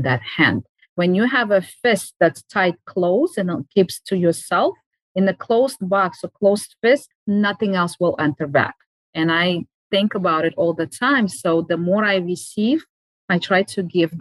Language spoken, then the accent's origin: English; Uzbekistan; moved away; I used to live in Uzbekistan. I grew up in Uzbekistan